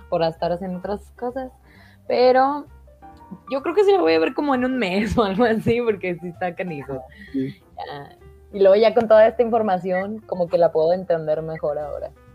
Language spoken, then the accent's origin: Spanish; San Juan, Mexico; yo soy de San Juan